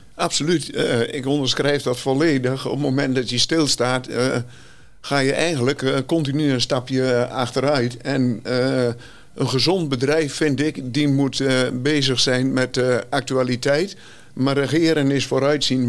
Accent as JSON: {"language": "Dutch", "town": "Rouveen", "region": "Overijssel", "country": "Netherlands", "said": "Ik kom uit Rauwveen, gehuwd"}